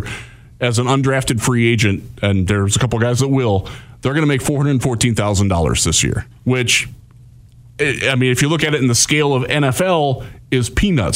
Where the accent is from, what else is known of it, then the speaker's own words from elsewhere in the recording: Cleveland, Ohio, United States; Cleveland, my hometown